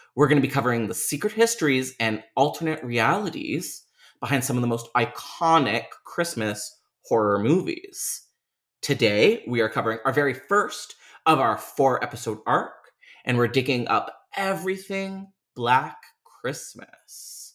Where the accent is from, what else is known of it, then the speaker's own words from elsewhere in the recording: Toronto, Ontario, Canada; University of Toronto. It's just, like, my hometown in a nutshell